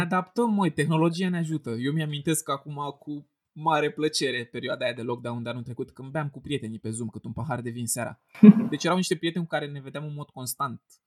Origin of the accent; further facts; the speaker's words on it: a small locality near Bucharest, Ilfov, Romania; eu vin dintr-o localitate mică de lângă București